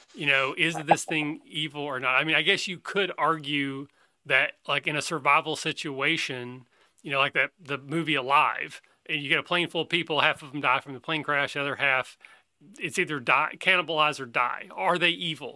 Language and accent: English; Kentucky, United States; I'm from Kentucky